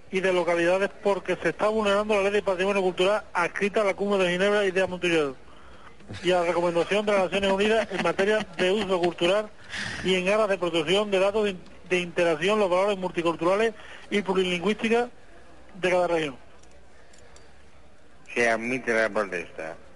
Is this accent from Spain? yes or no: yes; Lucena, Andalusia, Spain; allí estábamos unos pocos de mi pueblo de Lucena, allí en Lucena, que yo no sé si usted ha estado alguna vez en Lucena, porque yo soy … de Lucena.